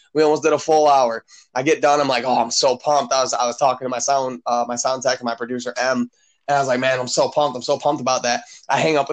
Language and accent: English; Michigan, United States; I'm from Michigan